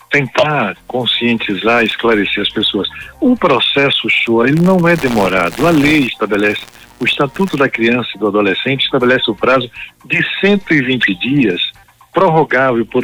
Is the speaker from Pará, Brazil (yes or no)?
no; Conceição do Coité, Bahia, Brazil; born there; um pedaço do céu que caiu na terra chamada Conceição do Coité, foi lá onde eu nasci.